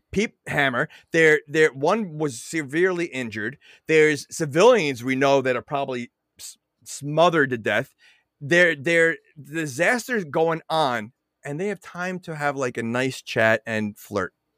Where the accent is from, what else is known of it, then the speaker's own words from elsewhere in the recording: New York, United States; now in New Jersey, United States; I'm from New York, so, you know, it's, I'm more New York than Jersey